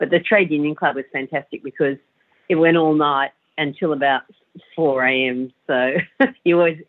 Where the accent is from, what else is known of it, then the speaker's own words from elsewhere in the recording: Sydney, New South Wales, Australia; I grew up in Sydney